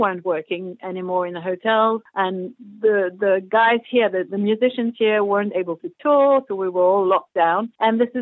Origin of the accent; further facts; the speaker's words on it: Mauritius; We grew up in Mauritius